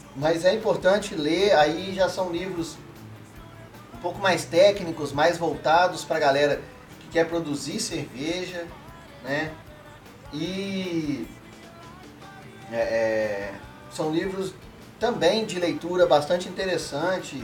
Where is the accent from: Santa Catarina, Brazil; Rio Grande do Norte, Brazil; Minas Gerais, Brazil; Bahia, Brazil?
Minas Gerais, Brazil; Como um bom mineiro